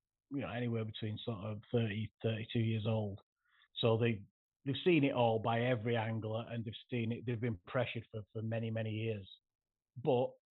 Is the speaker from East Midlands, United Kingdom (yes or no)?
no; Bolton, North West England, United Kingdom; I'm from Bolton in the northwest, which is not the best place in the country for big carp